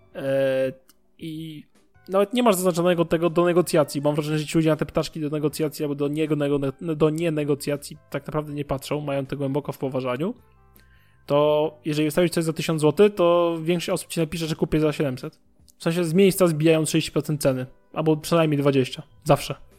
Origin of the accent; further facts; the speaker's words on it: Warsaw, Masovian Voivodeship, Poland; ja mieszkam w Warszawie od urodzenia